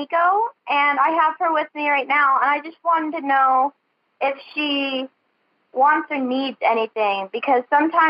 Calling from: Chehalis, Washington, United States; Chehalis, Washington.

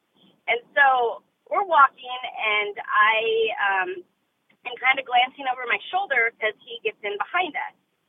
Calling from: Oregon, United States; I'm from Oregon.

